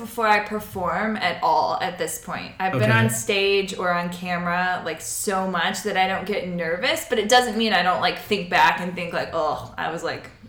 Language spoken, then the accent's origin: English; the South, United States; I'm from the South